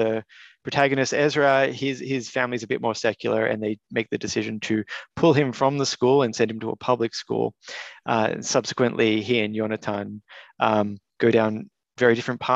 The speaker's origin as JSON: {"language": "English", "town": "Melbourne", "region": "Victoria", "country": "Australia", "tie": "born or raised there", "also_born_or_lived": "Canberra", "said": "I grew up in Caulfield, an area which everyone referred to my entire life as the ghetto. I lived there until adulthood"}